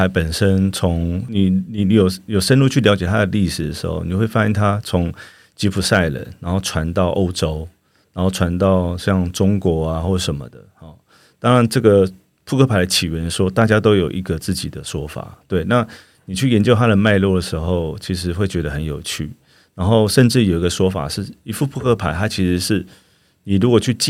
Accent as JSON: {"language": "Chinese", "country": "Taiwan", "said": "我们的民族性啦，我们的台湾的社会氛围"}